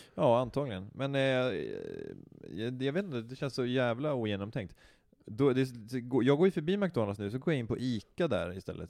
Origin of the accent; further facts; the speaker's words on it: Knivsta, Uppsala County, Sweden; jag är uppväxt i Knivsta